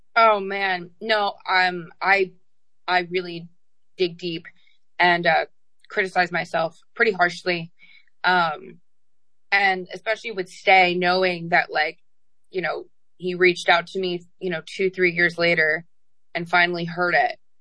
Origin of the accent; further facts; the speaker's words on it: Kansas, United States; also born or lived in New Jersey; I was born in New Jersey and then I grew up in Kansas. We moved there when I was five.